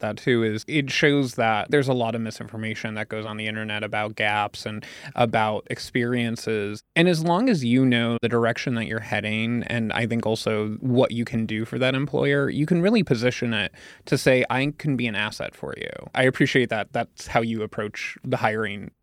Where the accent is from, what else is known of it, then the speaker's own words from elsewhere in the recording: Pennsylvania, United States; I'm from Pennsylvania